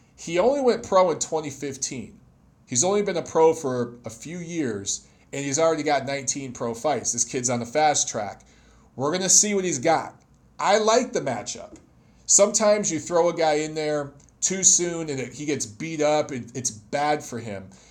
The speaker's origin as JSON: {"language": "English", "town": "Detroit", "region": "Michigan", "country": "United States", "tie": "born or raised there", "said": "Detroit's my hometown"}